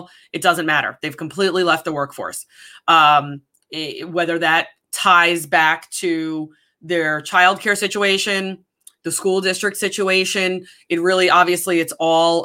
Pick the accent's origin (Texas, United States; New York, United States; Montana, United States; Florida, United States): New York, United States; moved away; also born or lived in San Diego / Connecticut; I grew up in New York. I spent the majority of my life in New York, right outside of New York City